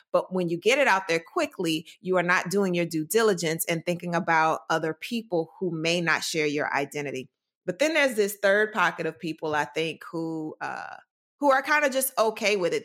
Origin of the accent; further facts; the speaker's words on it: Durham, North Carolina, United States; moved away; I'm from Durham, North Carolina, born and raised